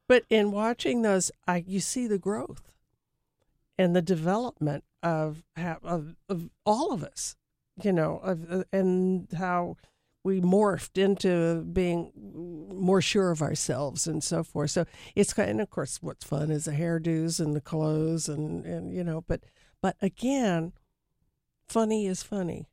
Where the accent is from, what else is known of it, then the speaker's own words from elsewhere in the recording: Los Angeles, California, United States; also born or lived in New York; growing up in Hollywood